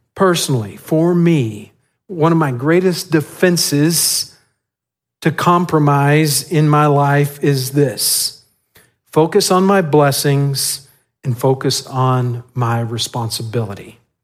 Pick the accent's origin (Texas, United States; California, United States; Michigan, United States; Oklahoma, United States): Texas, United States; West; now in San Antonio, United States; I grew up in West Texas